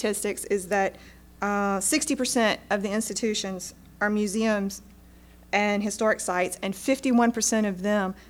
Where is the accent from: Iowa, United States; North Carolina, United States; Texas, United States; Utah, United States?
North Carolina, United States; Eastern; I'm from Eastern North Carolina